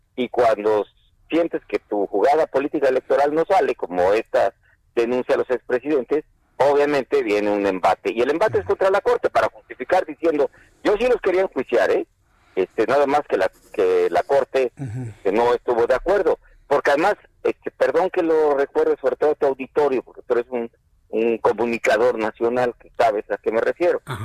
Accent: Mexico; soy mexicano

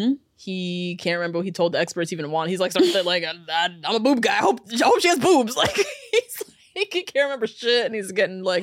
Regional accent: New Jersey, United States; I'm also black from New Jersey

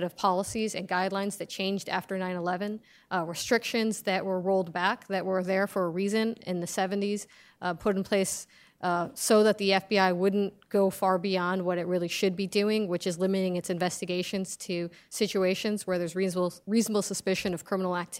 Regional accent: United States; I grew up in this country as an American Muslim

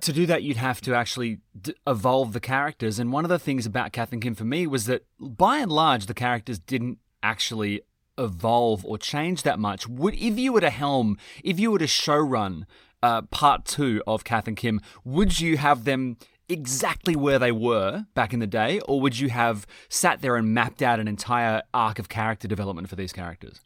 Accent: New South Wales, Australia; I'm from New South Wales

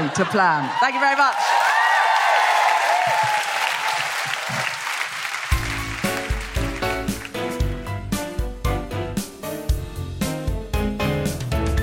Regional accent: Australia; I'm Australian.

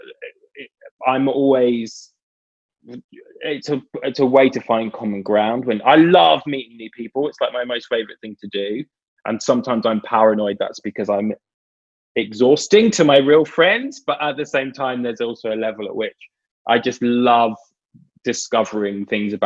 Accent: United Kingdom; I grew up in Britain in, you know, early 80s

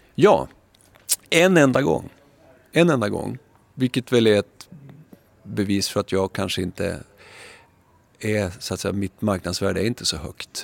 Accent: Skellefteå, Västerbotten County, Sweden; also born or lived in Umeå; now in Stockholm, Sweden; jag kommer från Skellefteå

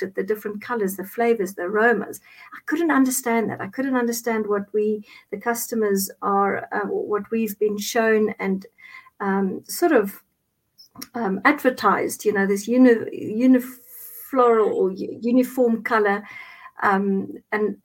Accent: Cape Town, Western Cape, South Africa; English is a second language; now in Johannesburg, South Africa; I'm originally from Cape Town. I reside in Johannesburg just now.

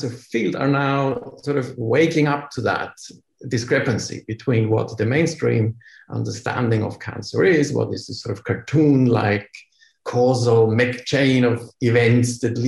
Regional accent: Austria; moved away; also born or lived in Vienna; I come from Austria, where when in the days I have studied biology and medicine back then in Austria, 25 years ago now

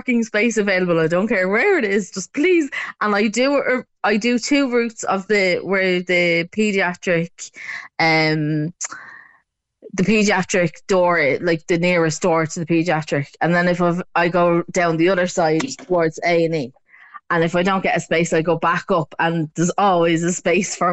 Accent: Dublin, Leinster, Ireland; moved away; I'm actually originally from Crumlin, which is right around the corner from the hospital

